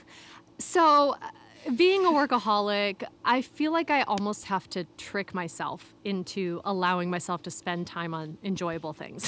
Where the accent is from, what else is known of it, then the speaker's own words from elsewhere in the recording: Chicago, Illinois, United States; moved away as an adult; also born or lived in Philadelphia / Hong Kong; I'm from Chi-, the Chicago area origi-, originally